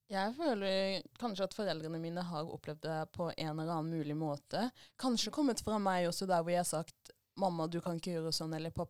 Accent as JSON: {"language": "Norwegian", "town": "Arendal", "region": "Agder", "country": "Norway", "said": "Ja, for dere snakker om det med at vi er fra Arendal og alle kjenner alle"}